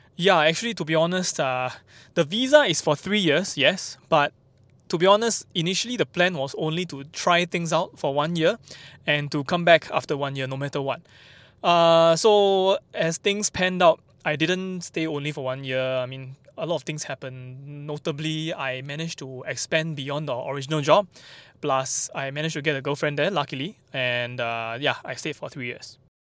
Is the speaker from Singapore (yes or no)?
yes; Singapore; also born or lived in Japan; I have no problem living in Singapore, no problem. I mean, it's my home country after all